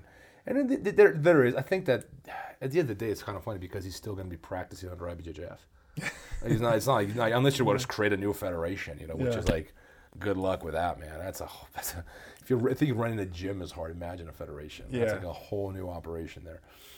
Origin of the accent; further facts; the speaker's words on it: Brazil; now in United States; I grew up in Brazil, man. Like, I know what it's like to be an American in Brazil. And Brazilians don't consider me Brazilian.